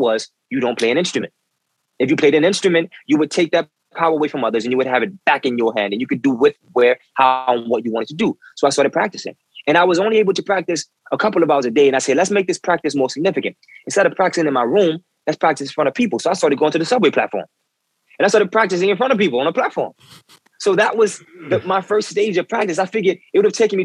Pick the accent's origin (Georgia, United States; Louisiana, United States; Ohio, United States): Louisiana, United States; New Orleans; moved away as an adult; now in New York, United States; I've been a musician since I was a boy growing up in New Orleans.